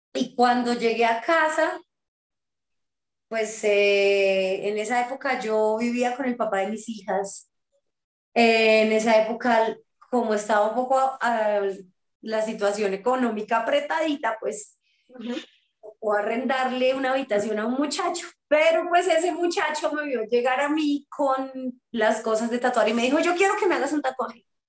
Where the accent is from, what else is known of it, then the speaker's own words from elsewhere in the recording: Bucaramanga, Santander, Colombia; moved away; also born or lived in Bogotá; visitaba mi tierra natal, Bucaramanga